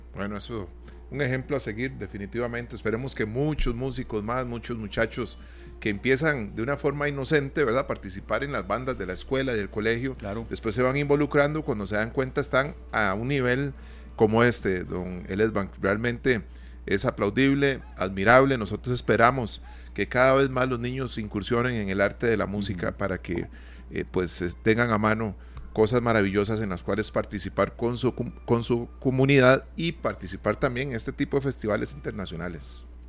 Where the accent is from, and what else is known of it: Costa Rica